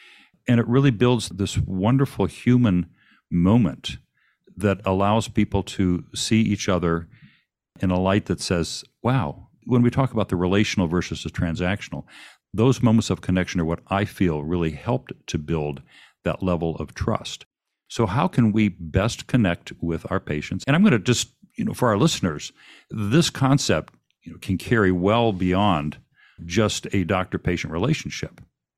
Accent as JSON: {"language": "English", "town": "Saginaw", "region": "Michigan", "country": "United States", "tie": "born or raised there", "said": "I went to high school in Saginaw, Michigan, which mm-hmm. is part of the Tri-Cities there."}